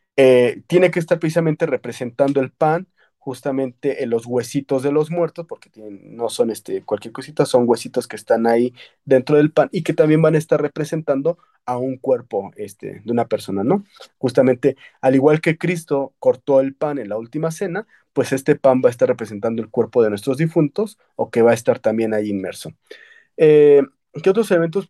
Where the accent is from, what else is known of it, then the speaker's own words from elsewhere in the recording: Mexico; nosotros ya como mexicanos o los que nacimos previo a esta película de Coco